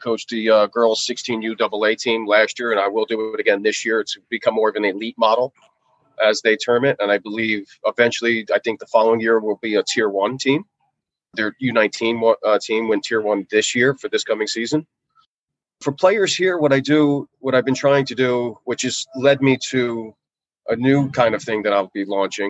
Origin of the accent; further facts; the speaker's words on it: Northeast, United States; obviously I'm from the Northeast, so I'm familiar with the Rangers, the Flyers, the Devils.